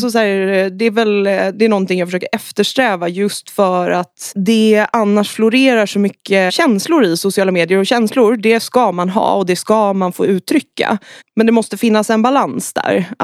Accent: Saltsjöbaden, Stockholm County, Sweden; jag är från Stockholm. Sen har jag flyttat runt en del. Jag växte upp i eh, Saltsjöbaden som ligger utanför, utanför Stockholm.

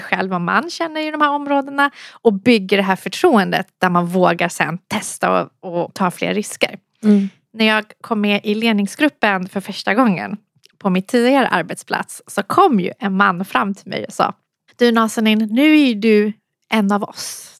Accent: Solna, Stockholm County, Sweden; also born or lived in Iran; kom hit sedan jag var ett år från Iran när vi flydde kriget. Mm. Och eh, har växt upp i Solna

